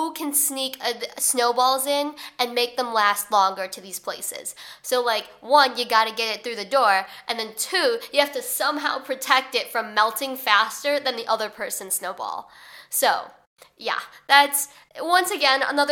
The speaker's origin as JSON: {"language": "English", "town": "Chicago", "region": "Illinois", "country": "United States", "moved": "as an adult", "lives_now": "New York, United States", "said": "I'm from Chicago, like I'm from the Chicagoland area, so I'm used to snow."}